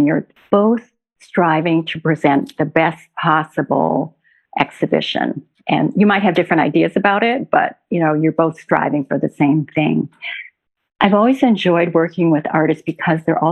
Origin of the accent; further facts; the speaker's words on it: Minneapolis, Minnesota, United States; now in New York, United States; I grew up in the Midwest, in Minneapolis